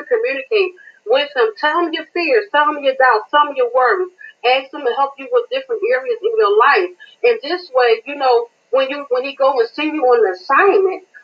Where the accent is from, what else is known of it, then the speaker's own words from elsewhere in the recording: Greensboro, North Carolina, United States; I'm from Greensboro, North Carolina